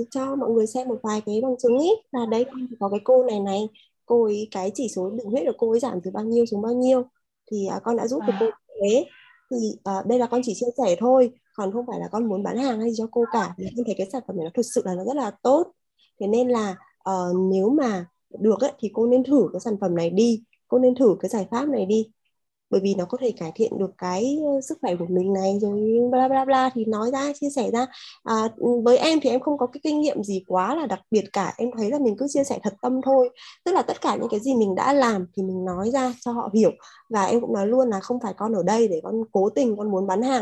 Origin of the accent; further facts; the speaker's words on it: Da Nang, Vietnam; Mình đến từ Đà Nẵng, thị trường không cũ không mới của Amway